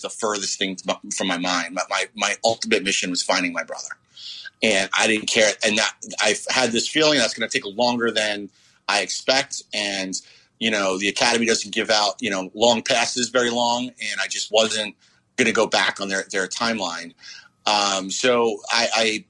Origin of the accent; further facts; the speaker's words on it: New York City, New York, United States; I'm coming from Marine Park, Brooklyn, which is just a neighborhood of cops and firemen